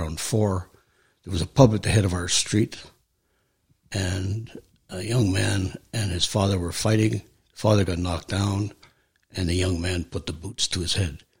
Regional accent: Belfast, Northern Ireland, United Kingdom; moved away as an adult; now in Canada; growing up in Ireland

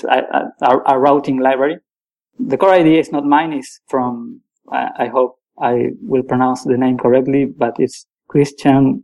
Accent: Argentina; also born or lived in Paris, France; now in France; I'm a programmer from Argentina. I'm currently living in the outskirts of Paris.

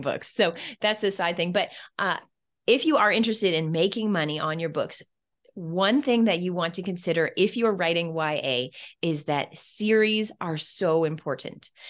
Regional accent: Canada; where I'm Canadian

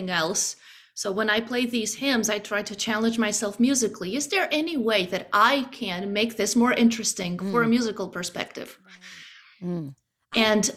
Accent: Romania; English is a second language; moved away as an adult; now in United States; I grew up singing it in Romanian.

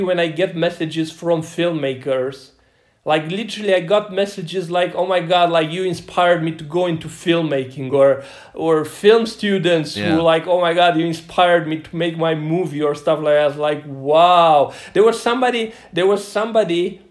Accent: Romania; from Radouz, from my hometown.

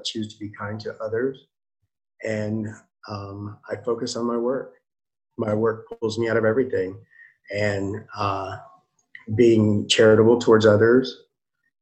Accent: Nashville, Tennessee, United States; I'm from Nashville

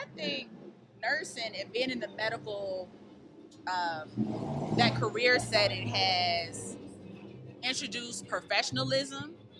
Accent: Virginia, United States; Virginia. Originally, North Virginia 757.

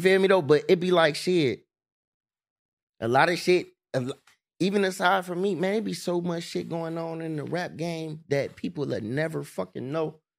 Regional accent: East Cleveland, Ohio, United States; I'm from E C, I'm from Nose Ave.

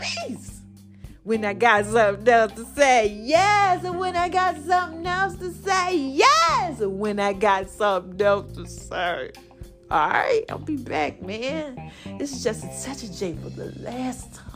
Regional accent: New Jersey, United States; I'm from New Jersey.

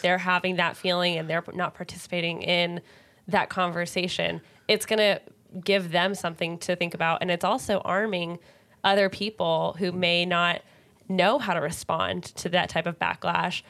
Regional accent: Bay Area, California, United States; I grew up in the Bay Area

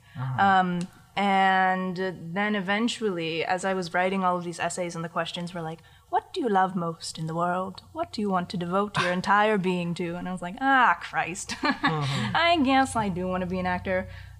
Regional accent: Winter Park, Florida, United States; born there; I am, kind of. I mean, I was born in Winter Park, so yes, officially. But I...

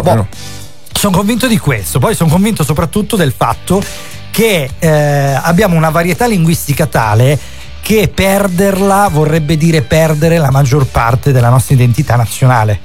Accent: Calabria, Italy; ti parlo da calabrese

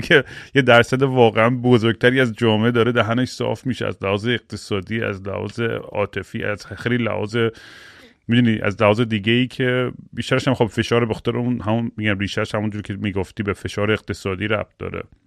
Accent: Iran; moved away; من بچگیام یادم تو ایران

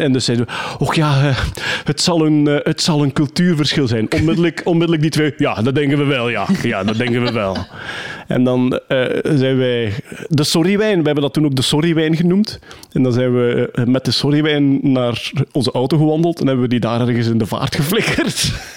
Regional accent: Wachtebeke, Flanders, Belgium; Opgegroeid in Wachtenbeek, plattelandsdorp.

